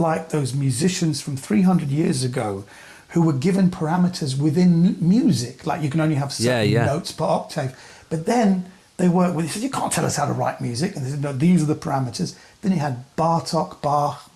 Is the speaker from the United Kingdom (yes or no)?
yes; England, United Kingdom; I'm English